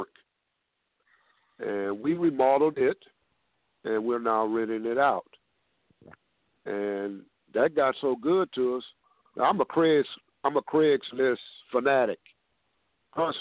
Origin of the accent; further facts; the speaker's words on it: Houston, Texas, United States; I was born and raised in Fifth Ward, Texas, in Houston, Texas.